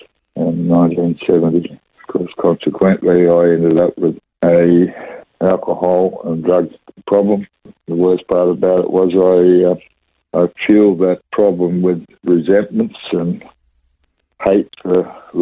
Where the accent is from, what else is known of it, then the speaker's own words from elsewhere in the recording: Sydney, New South Wales, Australia; I was born in Sydney and 1949.